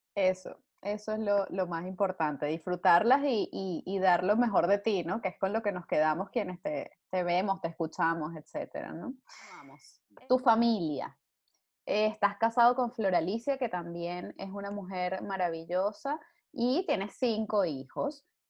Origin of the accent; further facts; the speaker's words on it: Venezuela; now in Spain; nosotros como venezolanos